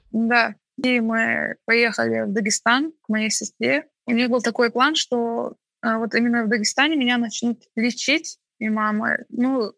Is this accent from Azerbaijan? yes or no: yes; Baku, Azerbaijan; Я чеченка, родилась и выросла в Баку